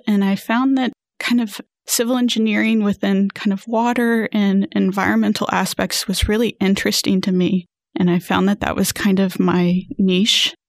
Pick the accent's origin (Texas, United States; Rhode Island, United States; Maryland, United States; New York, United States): Texas, United States; Houston; also born or lived in San Antonio; I grew up in the Houston area.